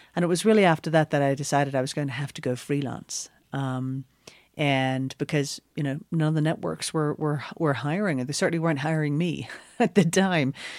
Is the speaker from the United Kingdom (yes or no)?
yes; Northern Ireland, United Kingdom; now in New York, United States; I grew up in Northern Ireland. Essentially the very, very last Protestant village before you get to the heartlands of South Armagh